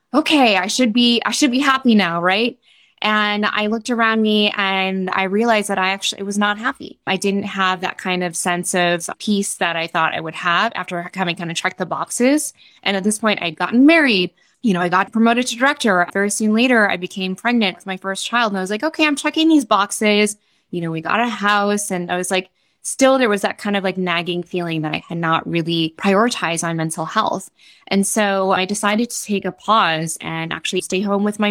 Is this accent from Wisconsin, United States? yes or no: yes; Wisconsin, United States; moved away as an adult; also born or lived in New York City; I'm from Wisconsin